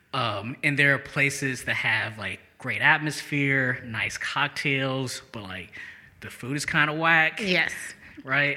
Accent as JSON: {"language": "English", "town": "St. Louis", "region": "Missouri", "country": "United States", "tie": "born or raised there", "also_born_or_lived": "Albuquerque / Seattle / Boulder", "moved": "as an adult", "lives_now": "Jackson, United States", "said": "grew up in St. Louis, uh, okay. uh, but I haven't lived there since 2004"}